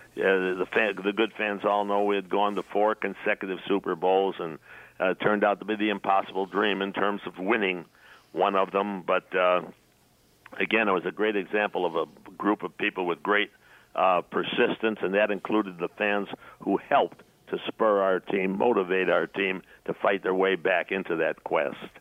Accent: Chicago, Illinois, United States; moved away as an adult; I grew up in Chicago, was born here

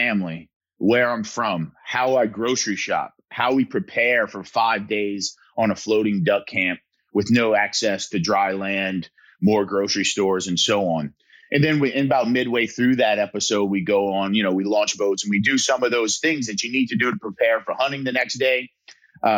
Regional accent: south Louisiana, United States; my hometown

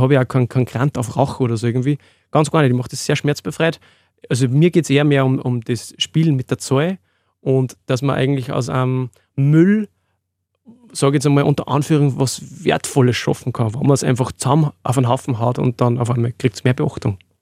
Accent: Freistadt, Upper Austria, Austria; Ich komme aus dem Mühlviertel, Freistädter Gegend, Windhack bei Freistadt

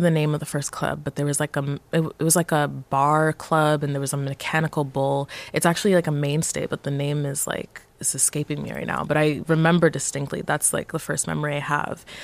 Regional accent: Montreal, Quebec, Canada; I would consider myself like a Montrealer and Montreal is my hometown

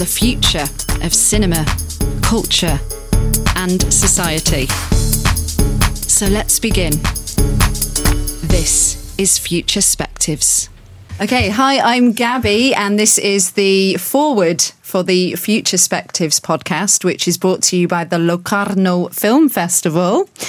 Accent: United Kingdom; being a Brit, you know, where I'm used to concrete a lot.

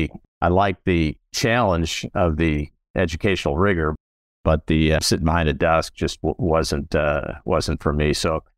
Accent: Chicago, Illinois, United States; now in Charlotte, United States; I grew up in South Chicago. I was the youngest son of Christian parents.

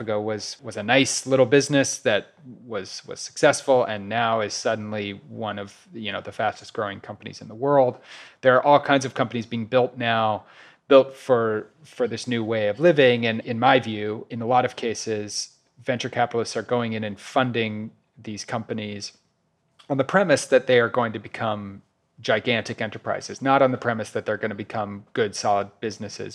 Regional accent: Kansas City, Missouri, United States; moved away as an adult; also born or lived in New York; I recently moved to Kansas City, Missouri, which is my hometown

